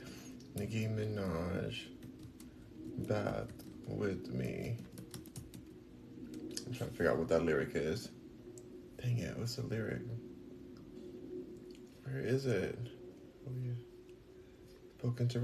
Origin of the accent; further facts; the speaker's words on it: United States; I am American